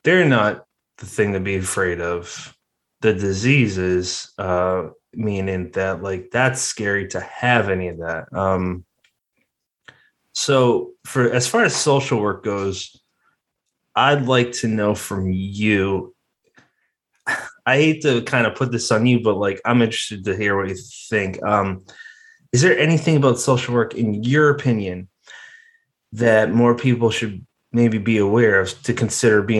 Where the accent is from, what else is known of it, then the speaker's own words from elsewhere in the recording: Massachusetts, United States; also born or lived in South Jersey; now in New Jersey, United States; I'm originally from Massachusetts